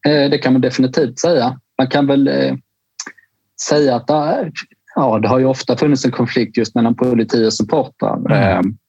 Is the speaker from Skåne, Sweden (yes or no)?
yes; Skåne, Sweden; i Skåne, där jag kommer ifrån